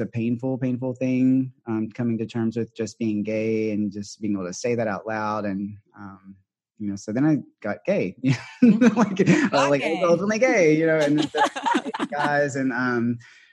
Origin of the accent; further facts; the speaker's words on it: the South, United States; now in San Francisco, United States; I was raised in the South